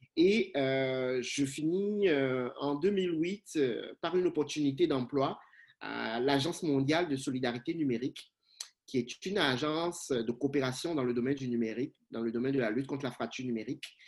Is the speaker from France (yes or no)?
no; Cotonou, Littoral, Benin; moved away as an adult; also born or lived in Rabat, Morocco; now in Canada; Je suis originaire du, du, Bénin. Je suis né à Cotonou, ma ville natale, canadien d'adoption